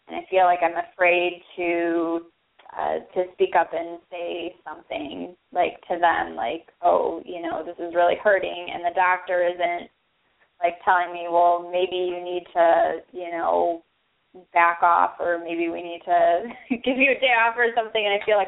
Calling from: Chicago, Illinois, United States; I'm calling from the greater Chicagoland area.

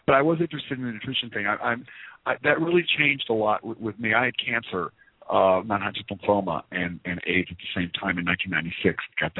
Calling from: Fort Lauderdale, Florida, United States; Hey, Robert. … in Fort Lauderdale.

